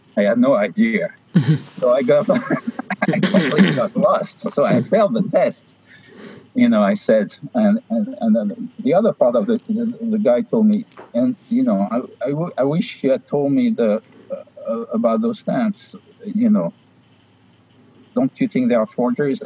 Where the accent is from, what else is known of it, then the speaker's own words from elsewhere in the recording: Paris, Île-de-France, France; moved away; I was born in Paris. I spent my youth in Paris